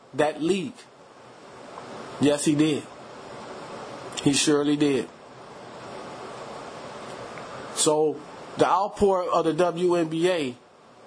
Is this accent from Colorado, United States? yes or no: no; Los Angeles, California, United States; in the city of Los Angeles, my hometown